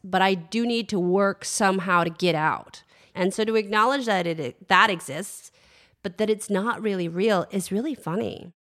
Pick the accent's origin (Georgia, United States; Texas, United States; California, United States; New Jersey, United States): California, United States; San Francisco; I grew up in San Francisco